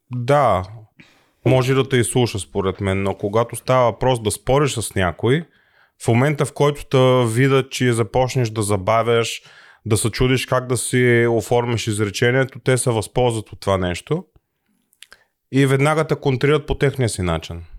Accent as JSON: {"language": "Bulgarian", "country": "Bulgaria", "moved": "yes", "lives_now": "Germany"}